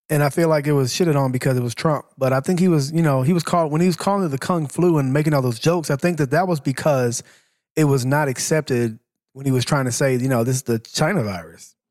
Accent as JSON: {"language": "English", "country": "Laos", "said": "I'm shit. from Laos."}